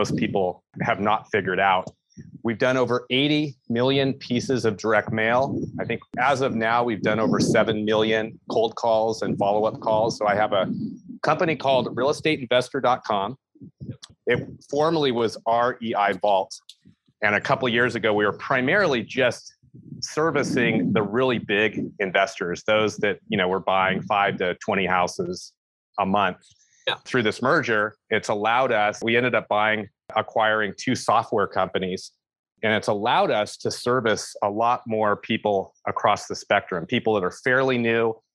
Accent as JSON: {"language": "English", "area": "San Francisco Bay Area", "region": "California", "country": "United States", "tie": "born or raised there", "moved": "as an adult", "lives_now": "Yosemite area, United States", "said": "I'm born and raised in the San Francisco Bay Area."}